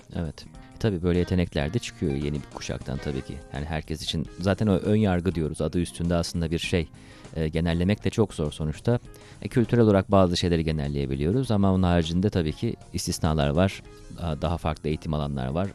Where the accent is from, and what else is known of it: Turkey; now in China